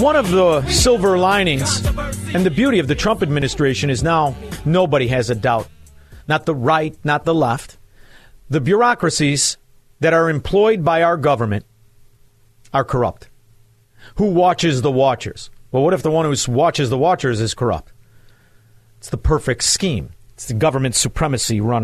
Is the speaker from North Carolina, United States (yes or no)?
no; Chicago, Illinois, United States; I'm from Chicago, a suburb in Chicago, and it's a very Italian suburb